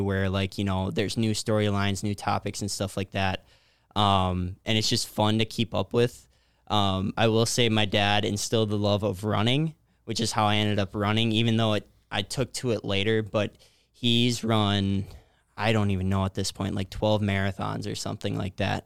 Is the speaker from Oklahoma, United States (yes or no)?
no; New Ulm, Minnesota, United States; I was born and raised in New Ulm